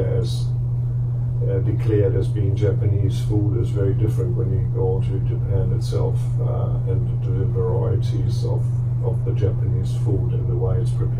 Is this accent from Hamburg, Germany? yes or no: yes; Hamburg, Germany; moved away as an adult; I grew up in Hamburg but left